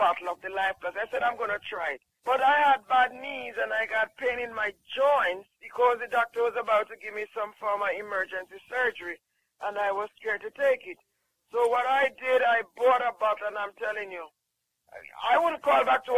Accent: Jamaica; I'm from Jamaica

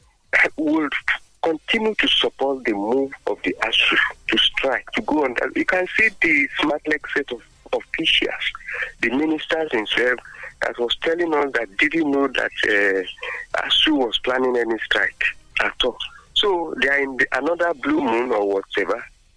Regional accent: Abeokuta, Ogun State, Nigeria; I'm … from Abeokuta.

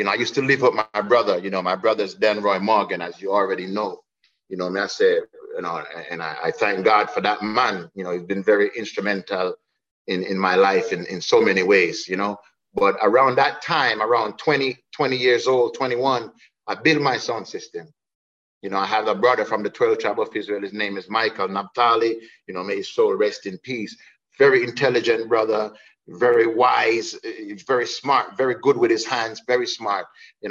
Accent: Jamaica; to find my true self as an African, as a Jamaican, as a black man

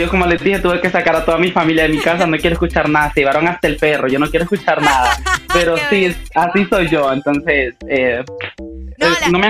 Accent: Honduras; O sea, ellos ya mm. saben eh, nuestra manera de hablar y todo esto. La gente dice, no, este es de Honduras, sí o sí.

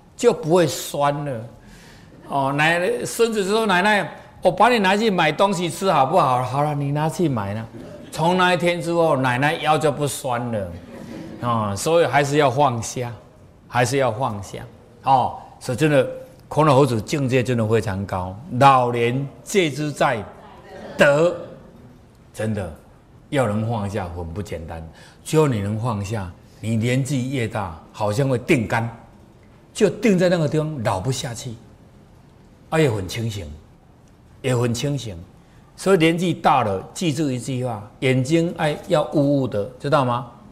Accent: Taiwan; 我们台湾人

